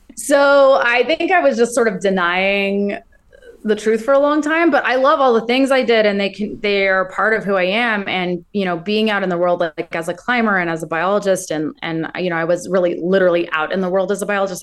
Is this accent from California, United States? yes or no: yes; Ventura, California, United States; where I grew up in Ventura